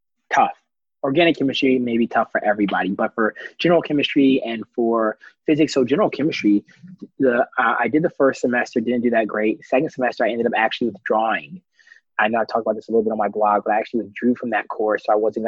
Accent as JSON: {"language": "English", "town": "Washington", "region": "District of Columbia", "country": "United States", "also_born_or_lived": "Atlanta, Georgia", "moved": "as an adult", "said": "I'm originally from Northwest Washington, D.C."}